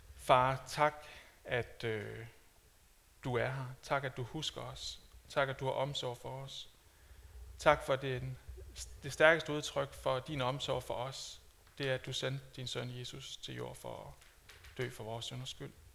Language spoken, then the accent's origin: Danish; Denmark; som dansker